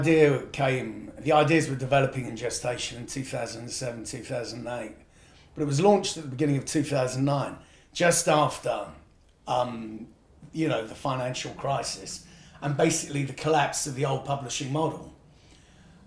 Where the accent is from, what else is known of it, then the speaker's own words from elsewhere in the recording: United Kingdom; I was brought up as white British